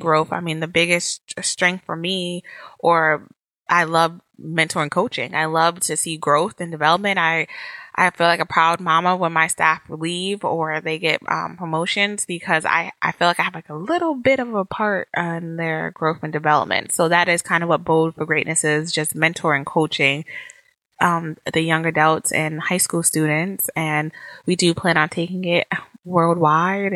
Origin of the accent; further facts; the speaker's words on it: Connecticut, United States; now in Northern Virginia, United States; I'm originally from Connecticut, CTO day, but we live in Northern Virginia right now